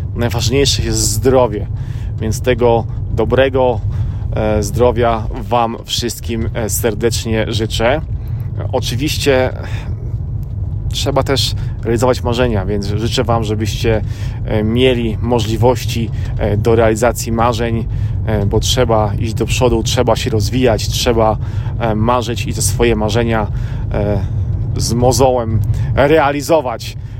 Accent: Poland; now in United States; ja jestem z Polski, żona jest z Filipin, a mieszkamy w Ameryce

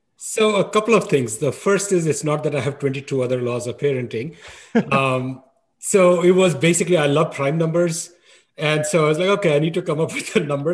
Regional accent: New Delhi, Delhi, India; I grew up in New Delhi

